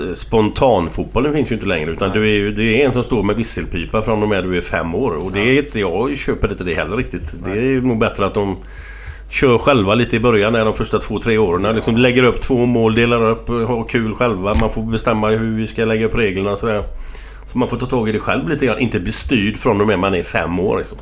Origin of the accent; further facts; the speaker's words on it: Gothenburg, Västra Götaland, Sweden; där jag växte upp. Morsan och de bor kvar på samma ställe på Hisingen